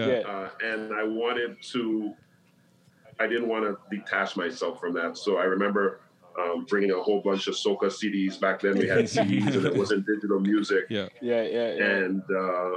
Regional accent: Toronto, Ontario, Canada; born or raised there

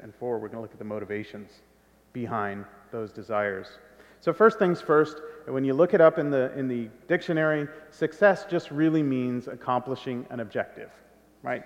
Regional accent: California, United States; I'm half Guatemalan and I grew up in California

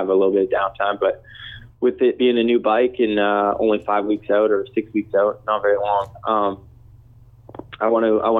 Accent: Canada; me being from Canada

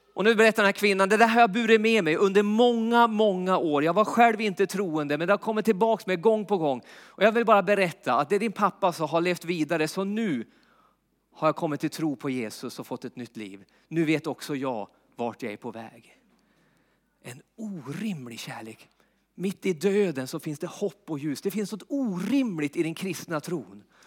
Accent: Jämtland, Sweden; uppe i Jämtland där jag är uppvuxen

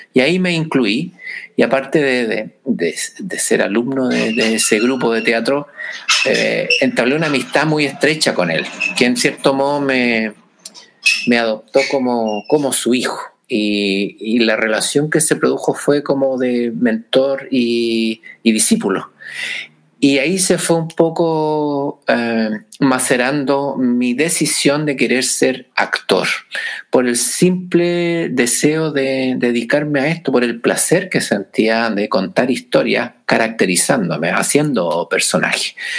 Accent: San Fernando, O'Higgins, Chile; moved away as an adult; also born or lived in Santiago, Chile; me fui eh, de San Fernando, mi ciudad natal

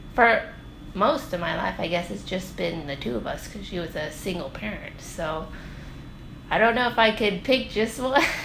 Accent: North Pole, Alaska, United States; I'm from North Pole, but my family is from Deering

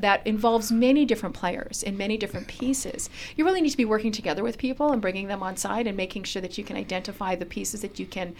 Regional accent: British Columbia, Canada; we as British Columbians

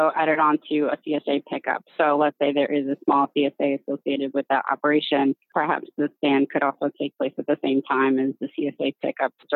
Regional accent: Long Island, New York, United States; I'm from Long Island

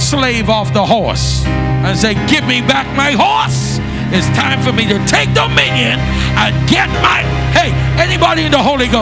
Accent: Bahamas; I'm from the Bahamas, but I'm from the old school.

